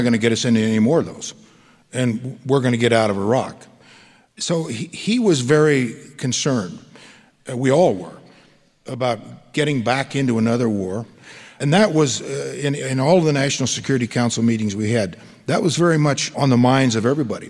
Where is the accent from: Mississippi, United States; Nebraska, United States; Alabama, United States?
Nebraska, United States; I'm from Nebraska